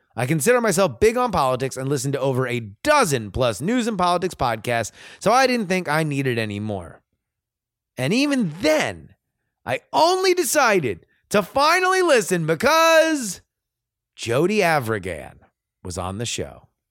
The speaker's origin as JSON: {"language": "English", "region": "Florida", "country": "United States", "also_born_or_lived": "California", "moved": "yes", "said": "I am from Florida"}